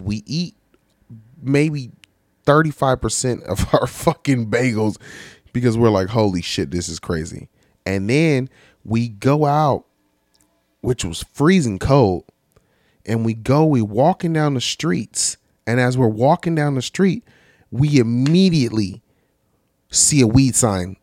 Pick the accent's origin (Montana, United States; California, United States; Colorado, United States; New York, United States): California, United States; I'm from Cali